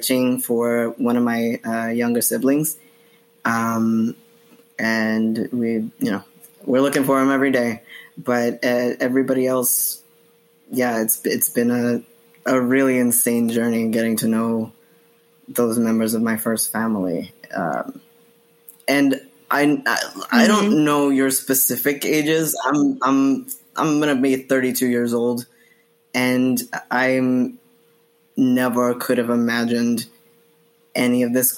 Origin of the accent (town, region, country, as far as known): New Jersey, United States; born or raised there; also born or lived in Bogota, Colombia; now in Queens, New York, United States